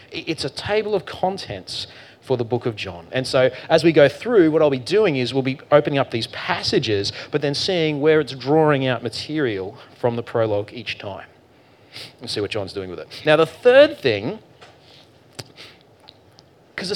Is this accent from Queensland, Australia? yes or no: yes; Queensland, Australia; I'm from Queensland